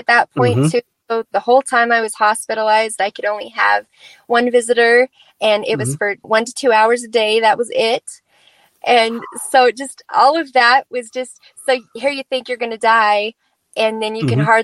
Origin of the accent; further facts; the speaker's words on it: Idaho, United States; here I'm from Idaho